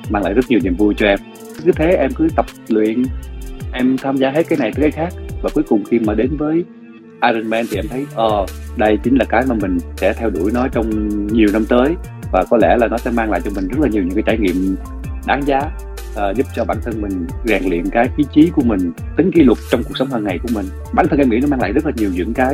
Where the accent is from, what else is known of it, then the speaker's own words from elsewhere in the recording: Mekong Delta, Vietnam; accent: Mekong Delta (miền Tây); tại vì em chất giọng của em thì là miền Tây rồi sau đó thì khi mà em làm nghề lâu thì uh